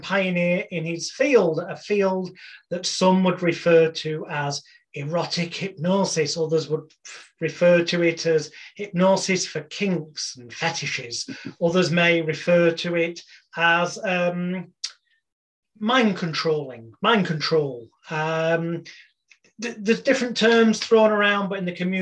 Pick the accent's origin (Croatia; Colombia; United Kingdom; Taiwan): United Kingdom; the British bad boy of hypnosis